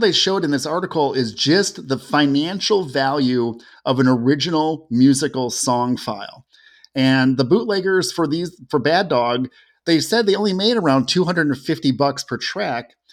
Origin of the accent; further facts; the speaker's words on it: Cleveland and Toledo, Ohio, United States; I grew up in Cleveland and Toledo, where we could hear Canadian radio stations.